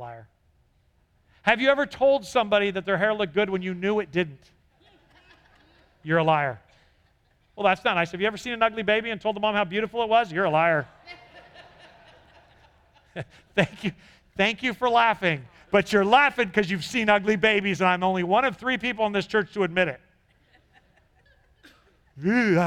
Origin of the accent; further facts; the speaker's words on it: California, United States; I grew up in California